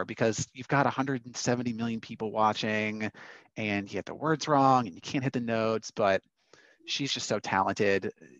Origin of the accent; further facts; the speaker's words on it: Arizona, United States; my hometown of AZ